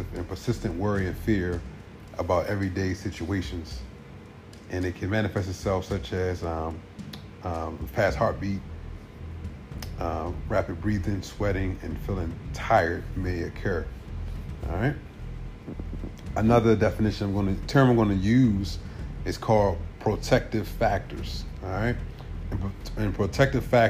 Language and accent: English; Baltimore, Maryland, United States; I grew up in Baltimore City